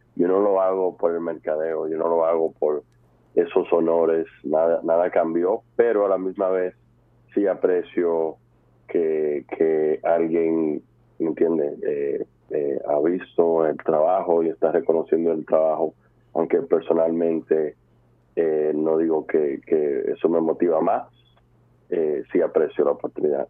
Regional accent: New York, United States; also born or lived in Dominican Republic; yo, yo nací en Nueva York en el 1995

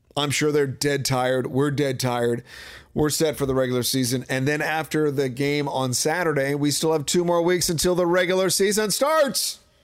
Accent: Washington, District of Columbia, United States; my hometown team, Wizards

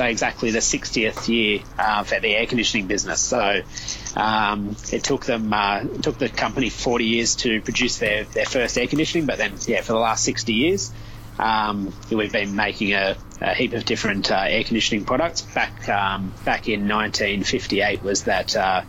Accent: Sydney, New South Wales, Australia; I'm born and bred in Sydney

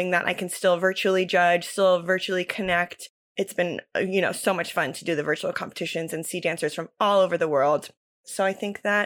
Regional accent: Cape Cod, Massachusetts, United States; moved away as an adult; also born or lived in North Carolina; I'm originally from Cape Cod, Massachusetts. I grew up dancing there

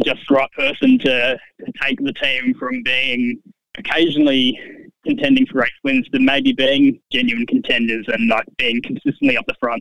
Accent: Gold Coast, Queensland, Australia; my hometown on the Gold Coast

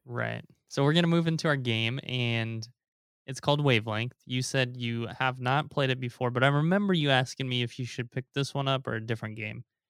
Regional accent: Omaha, Nebraska, United States; also born or lived in Taiwan / Korea; now in California, United States; growing up in Nebraska and now living in California

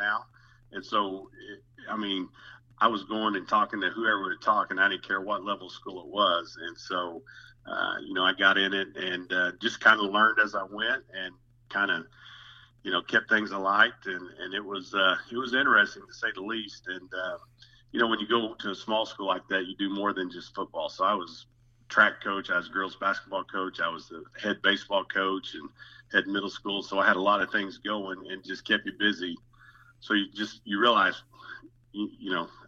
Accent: Spiro, Oklahoma, United States; was fortunate to get hired back in my hometown of Spiro, Oklahoma

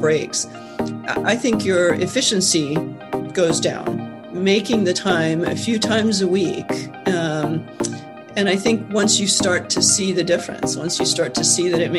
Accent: Peru; moved away as an adult; also born or lived in Argentina; now in United States; I was born in Argentina, grew up in Peru. Came to the U.S. to go to college, stayed here through grad school.

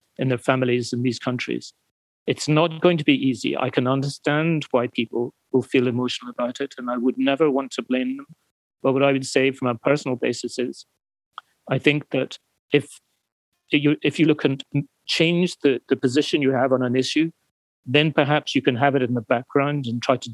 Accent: United Kingdom; I'm British

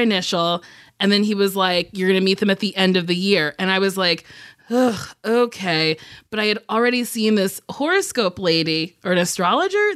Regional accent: New Jersey, United States; I'm from Jersey

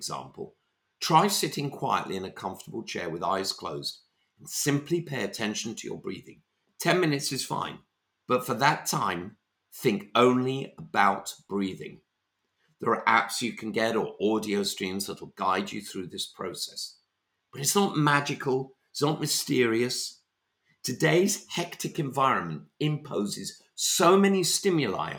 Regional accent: London, United Kingdom; I'm a Londoner

